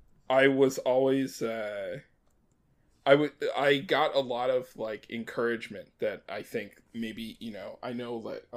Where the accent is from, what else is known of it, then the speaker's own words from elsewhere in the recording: Maryland, United States; I grew up in Maryland. I grew up in a couple different places. My family moved around a lot when I was a kid, but we sort of ended up in the East Coast of the U.S. in Maryland